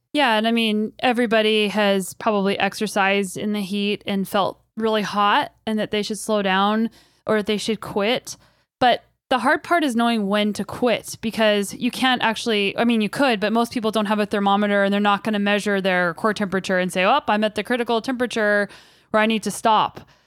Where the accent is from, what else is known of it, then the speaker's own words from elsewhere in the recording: Kelowna, British Columbia, Canada; my hometown of Kelowna, British Columbia